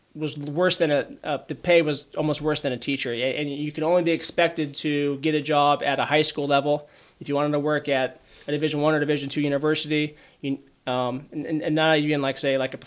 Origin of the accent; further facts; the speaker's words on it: Auburn, Washington, United States; racetrack at Emerald Downs in my hometown of Auburn, Washington